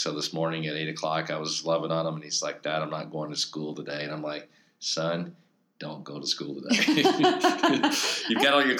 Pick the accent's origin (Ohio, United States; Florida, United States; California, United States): Florida, United States; my wife, she's from Georgia, I'm from Florida, and I've got this associateship position in Iowa